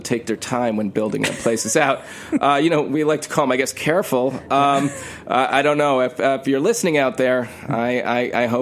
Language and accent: English; New York City, New York, United States; I grew up in New York my whole life. I'm a New Yorker